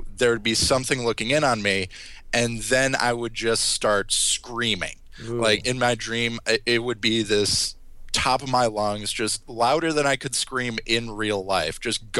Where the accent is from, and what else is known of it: Wisconsin, United States; born or raised there; also born or lived in Medford, Wisconsin